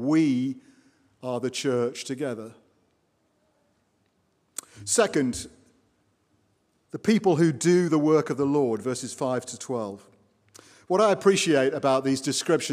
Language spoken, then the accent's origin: English; Watford, East of England, United Kingdom; now in United States